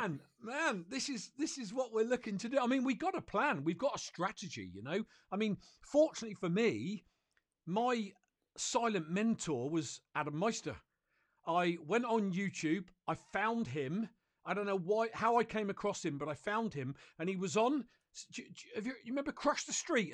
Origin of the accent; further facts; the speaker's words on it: United Kingdom; I'm a Brit